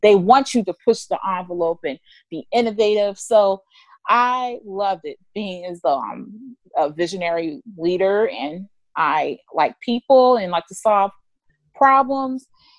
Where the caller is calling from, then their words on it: Virginia, United States; I'm calling from Northern Virginia, about 20 minutes outside of Washington, D.C.